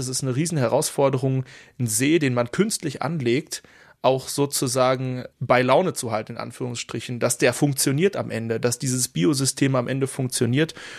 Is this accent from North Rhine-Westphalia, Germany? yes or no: yes; Dortmund, North Rhine-Westphalia, Germany; als Dortmunder